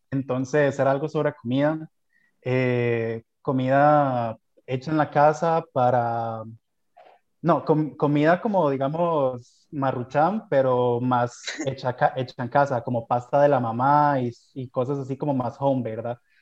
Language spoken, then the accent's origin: Spanish; Costa Rica; como costarricenses que tenemos